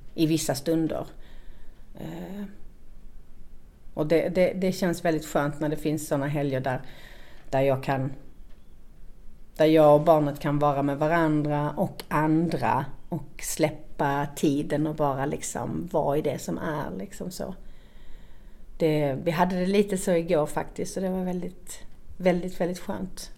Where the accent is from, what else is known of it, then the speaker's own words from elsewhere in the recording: Malmö, Skåne, Sweden; moved away as an adult; also born or lived in Stockholm; Jag är uppvuxen i Malmö, eh, på Kirseberg, som ligger i östra delen av Malmö.